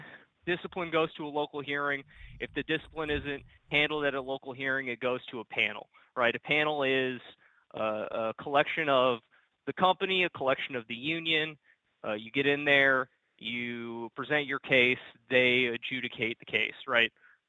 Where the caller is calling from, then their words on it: Texas, United States; Hey, y'all. … from Texas, North Texas. I'm a UPSer and a part-time shop steward.